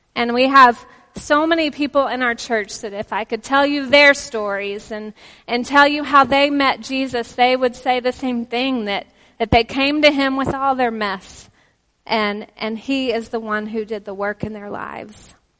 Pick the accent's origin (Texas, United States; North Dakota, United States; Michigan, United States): Texas, United States; accent: Texan; also born or lived in Oklahoma; now in Pennsylvania, United States; we're originally from Texas and Oklahoma